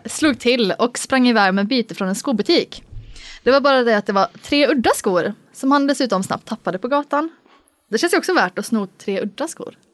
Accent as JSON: {"language": "Swedish", "region": "Dalarna County", "country": "Sweden", "said": "Jag är ju från, eh, Dalarna"}